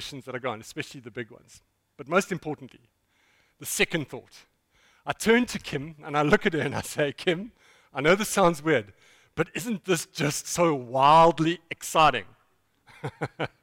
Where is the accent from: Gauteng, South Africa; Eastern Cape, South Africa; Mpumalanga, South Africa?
Eastern Cape, South Africa; East London; I'm from East London